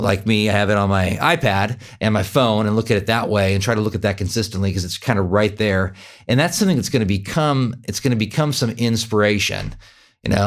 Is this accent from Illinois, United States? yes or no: no; Sacramento, California, United States; moved away as an adult; also born or lived in Fair Oaks, California / Eugene, Oregon; now in Wichita, United States; I grew up in Sacramento, but I live in Kansas